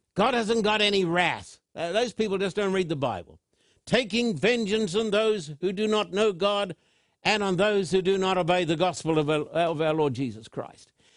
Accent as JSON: {"language": "English", "town": "Thousand Oaks", "region": "California", "country": "United States", "tie": "born or raised there", "said": "my hometown of Thousand Oaks"}